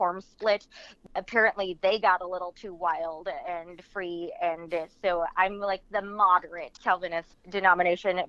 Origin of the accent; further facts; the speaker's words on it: Midwest, United States; I am from the Midwest. I was raised by exceptionally religious people, but they didn't really stand out for the area that I grew up.